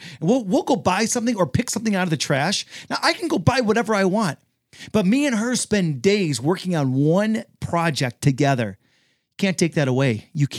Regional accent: Detroit, Michigan, United States; You know, and we're both from Detroit, you know what I mean?

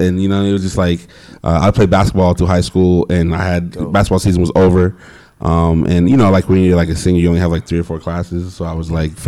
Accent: Phoenix, Arizona, United States; moved away as an adult; also born or lived in Virginia / New York; I'm from Phoenix

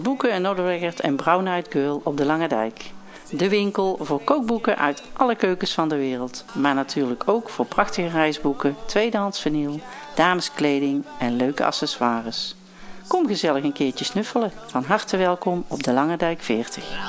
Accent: Arnhem, Gelderland, Netherlands; ik kom uit Arnhem

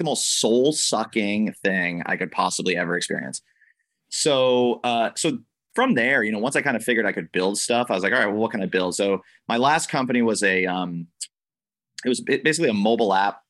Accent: New Hampshire, United States; now in Los Angeles, United States; I grew up in New Hampshire, right? So I live in LA now

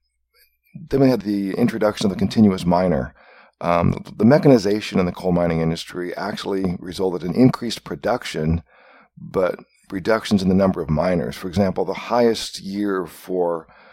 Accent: Iowa, United States; moved away as an adult; also born or lived in New York / Seattle / Portland / West Virginia; I was born and raised in Iowa

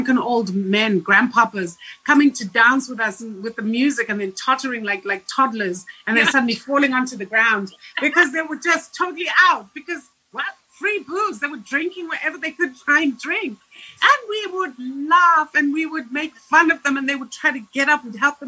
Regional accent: Zimbabwe; moved away; I grew up in Zimbabwe

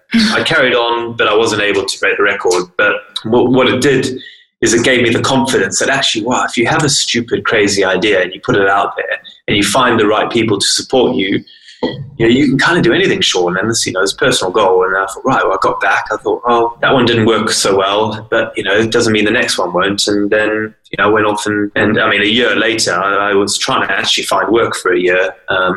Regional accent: South Africa; also born or lived in Zimbabwe; now in Lake District, United Kingdom; I was born in Zimbabwe. I grew up in South Africa

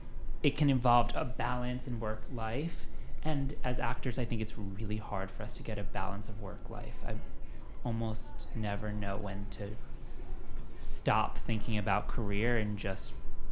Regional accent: New Jersey, United States; Yeah, yeah, yeah. I'm from New Jersey.

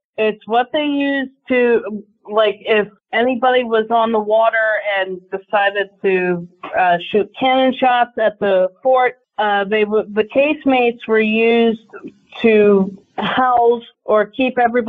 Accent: Drexel Hill, Pennsylvania, United States; also born or lived in Broomall, Pennsylvania; I grew up in Drexel Hill and Broomall, PA. In Broomall, I actually wasn't that far from Thomas Massey House

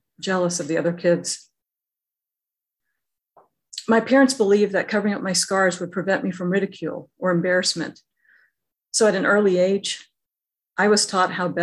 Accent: Alabama, United States; Growing up in Alabama

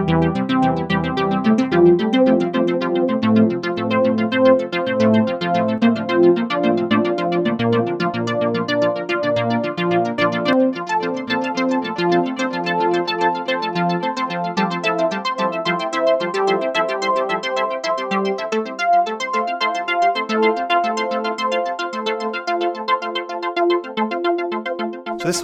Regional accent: United Kingdom; I'm British.

